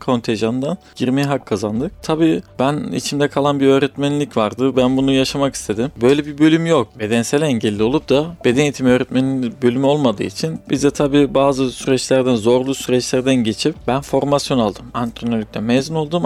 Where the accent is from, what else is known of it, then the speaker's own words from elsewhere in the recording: Kırıkkale, Turkey; 1989 Kırıkkale doğumluyum.